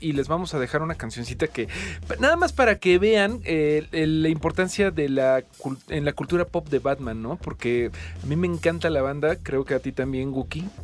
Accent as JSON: {"language": "Spanish", "country": "Mexico", "said": "como mexicano"}